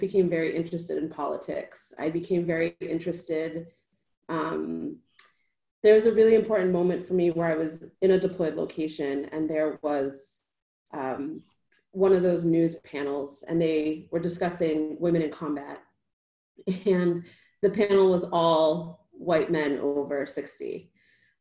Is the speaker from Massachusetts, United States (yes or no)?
yes; Boston, Massachusetts, United States; So I am originally from Boston, Massachusetts. I grew up in a working class town right outside of Boston.